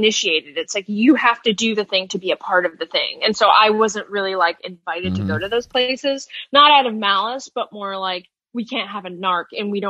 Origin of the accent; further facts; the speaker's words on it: Albany, New York, United States; moved away as an adult; now in New York City, United States; I'm from Albany.